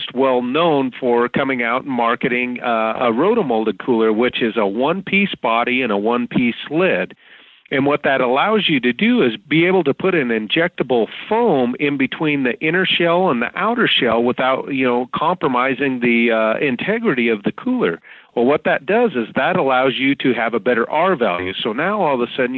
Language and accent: English; Walla Walla, Washington, United States; moved away as an adult; now in Idaho, United States; I grew up in Walla Walla, Washington, and my dad was a crab fisherman.